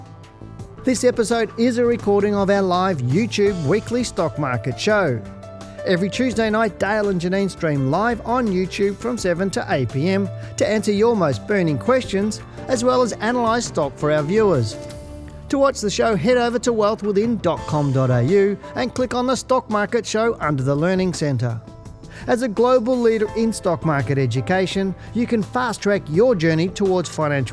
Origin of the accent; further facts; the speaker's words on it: Geelong, Victoria, Australia; moved away; I went down to Geelong, my hometown